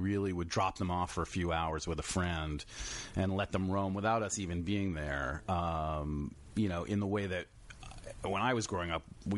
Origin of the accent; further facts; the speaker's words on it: New York City, New York, United States; moved away as an adult; also born or lived in San Francisco / Boston / Philadelphia; now in Los Angeles, United States; I grew up on the Upper East Side of Manhattan.